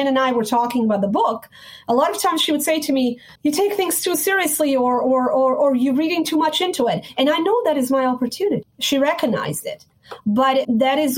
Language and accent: English; Sarajevo, Bosnia & Herzegovina; moved away; I was born and raised in Bosnia, Sarajevo, former Yugoslavia